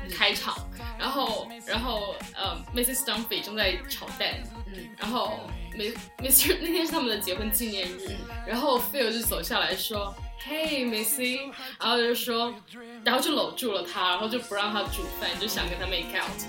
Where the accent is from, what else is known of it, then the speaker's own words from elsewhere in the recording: China; moved away; 只有我一个是 中国人，就是不是美国人